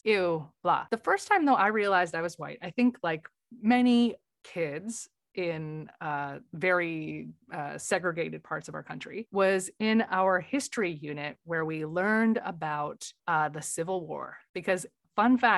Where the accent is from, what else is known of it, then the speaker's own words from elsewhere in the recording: Wisconsin, United States; I grew up in Wisconsin